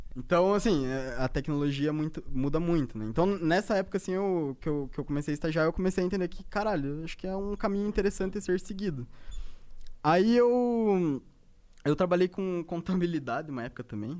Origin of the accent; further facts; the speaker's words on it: Ponta Grossa, Paraná, Brazil; moved away; also born or lived in Curitiba; Na verdade, eu sou do Paraná, eu sou de Ponta Grossa